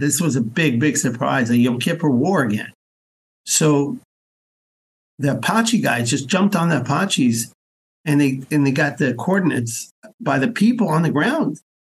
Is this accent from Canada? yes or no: no; Israel; also born or lived in United States; I'm an American. Besides for being a Jew and Israeli, I'm also an American.